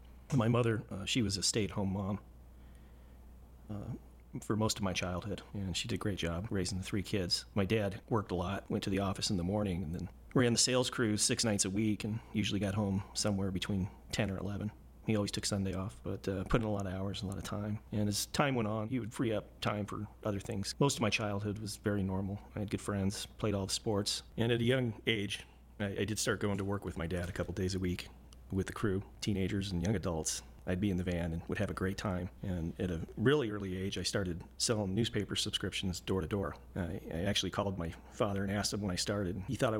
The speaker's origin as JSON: {"language": "English", "town": "Colorado Springs", "region": "Colorado", "country": "United States", "tie": "born there", "said": "I was born in Colorado Springs in 1971"}